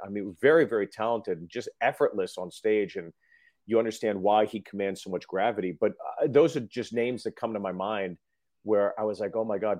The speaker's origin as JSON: {"language": "English", "town": "Freehold", "region": "New Jersey", "country": "United States", "tie": "born or raised there", "said": "I was born in Freehold"}